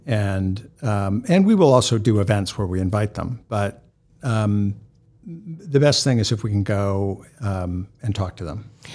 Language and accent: English; New England, United States; now in Boston, United States; I grew up in New England